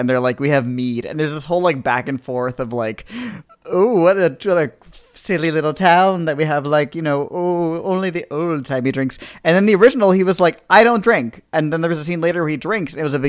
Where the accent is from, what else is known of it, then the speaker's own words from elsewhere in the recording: East Coast, United States; We're from the East Coast. Long Island Sound, that's the sound we know.